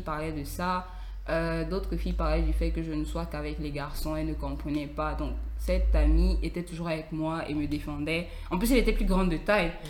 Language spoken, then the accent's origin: French; Cameroon; je suis camerounaise.